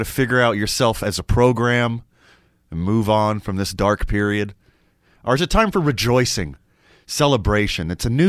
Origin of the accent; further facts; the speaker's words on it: the South, United States; I grew up in the South